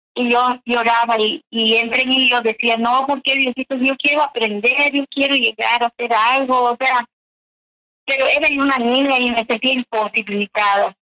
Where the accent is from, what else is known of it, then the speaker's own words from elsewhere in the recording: Chumayel, Yucatán, Mexico; Yo vengo de Chumayel, Yucatán